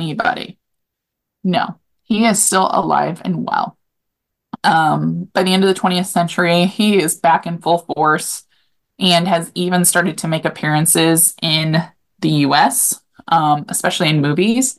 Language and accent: English; Topeka, Kansas, United States; I grew up in Topeka in the Potwin area